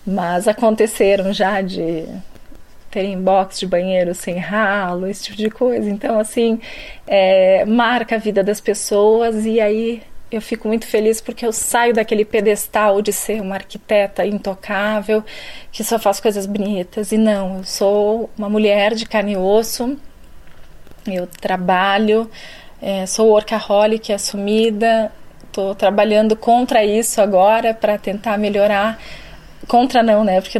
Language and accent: Portuguese; Rio Grande do Sul, Brazil; now in São Paulo, Brazil; É, vim do Rio Grande do Sul, de uma cidade muito pequena do interior, de 22 mil habitantes